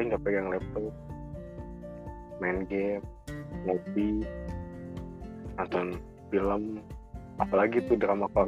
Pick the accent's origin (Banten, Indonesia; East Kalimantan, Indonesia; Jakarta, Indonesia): Banten, Indonesia; born there; Saya juga kelahiran dari Banten kok.